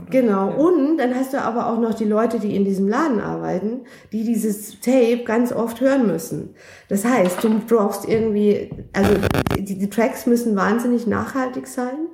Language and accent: German; Bavaria, Germany; now in Berlin, Germany; Also ich komme ja ursprünglich aus Bayern und ähm, da gibt's die Berge und ähm, ich bin, ich, ich stehe auf Berge.